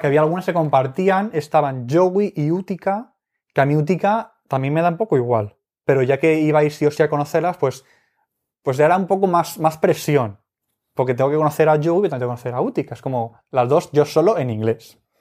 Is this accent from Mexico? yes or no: no; Spain; somos de España